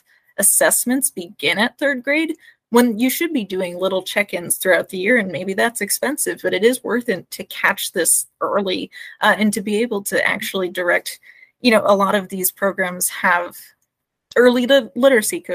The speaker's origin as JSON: {"language": "English", "region": "Alaska", "country": "United States"}